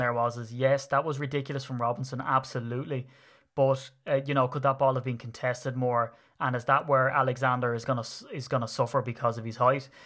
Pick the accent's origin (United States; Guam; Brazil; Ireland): Ireland; being persecuted for being Irish